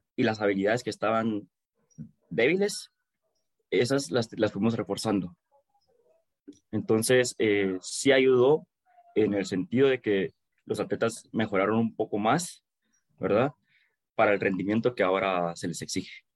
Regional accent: Guatemala; Como buen chapín.

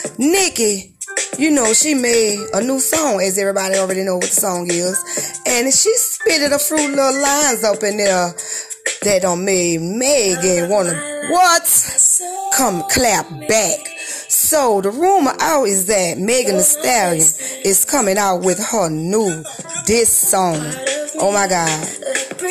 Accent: New Orleans, Louisiana, United States; I'm from New Orleans

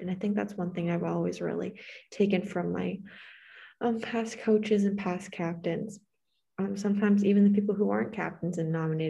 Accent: Canada; first language English; moved away as an adult; now in United States; my values as being Canadian

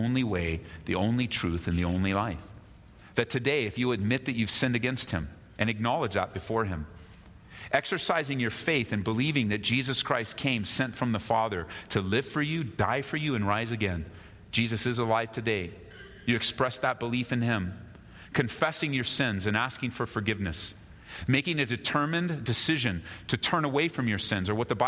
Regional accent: United States; I was born in America

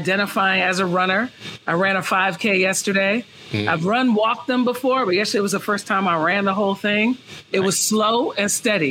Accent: New York City, New York, United States; moved away as an adult; also born or lived in San Francisco Bay Area, California; I'm originally from Brooklyn, New York. I'm in Brooklyn right now. I would say I grew up in Brooklyn.

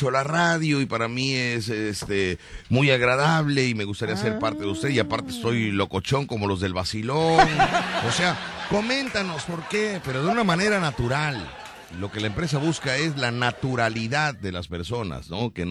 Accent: Veracruz, Mexico; born there; tengo 46 años de edad, nací en Veracruz, radico en Veracruz

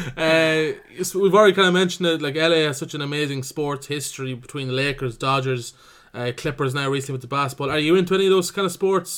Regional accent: Cavan, Ulster, Ireland; I'm from Cavan

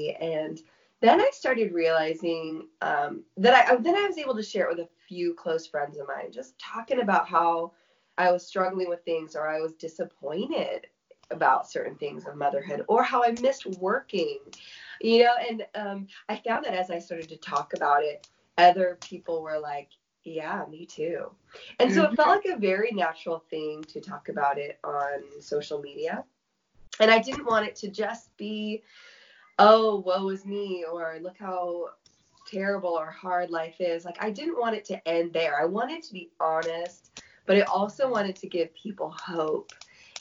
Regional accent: San Diego, California, United States; I am from San Diego, and I am a mom to 5 kids

